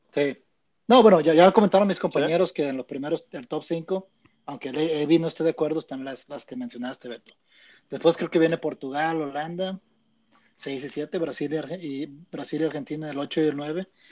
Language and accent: Spanish; Mexico; somos, mexicanos